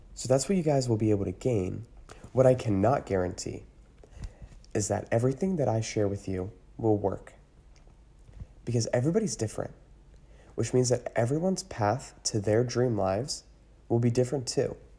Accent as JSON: {"language": "English", "town": "Newmanstown", "region": "Pennsylvania", "country": "United States", "tie": "born or raised there", "lives_now": "Hamburg, United States", "said": "I was actually born and raised in Newmanstown, Pennsylvania"}